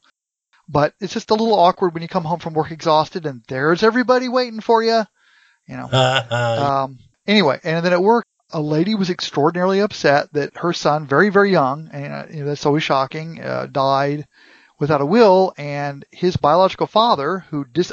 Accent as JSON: {"language": "English", "country": "United States", "said": "as an American"}